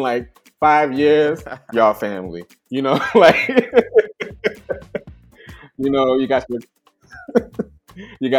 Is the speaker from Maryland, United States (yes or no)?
yes; Maryland, United States; moved away as an adult; now in Monrovia, Liberia; I'm from Maryland. I was born in Maryland, but I am Liberian American